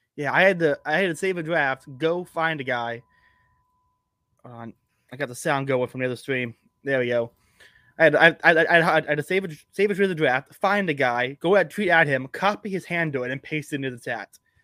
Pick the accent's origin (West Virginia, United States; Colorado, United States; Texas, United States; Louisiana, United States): Texas, United States; I'm from Texas